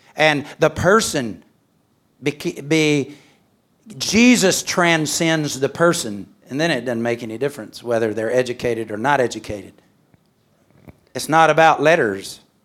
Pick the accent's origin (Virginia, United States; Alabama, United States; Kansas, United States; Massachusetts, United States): Alabama, United States; moved away as an adult; also born or lived in Mexico; I'm from Alabama.